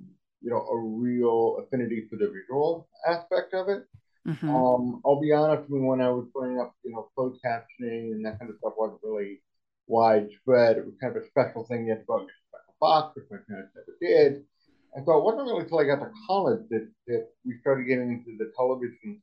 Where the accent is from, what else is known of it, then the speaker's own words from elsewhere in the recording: East Coast, United States; I grew up on the East Coast